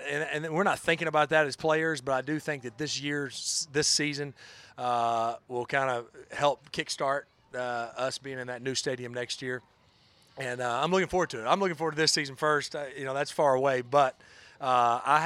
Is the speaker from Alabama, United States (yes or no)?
yes; North Alabama, United States; moved away; growing up in North Alabama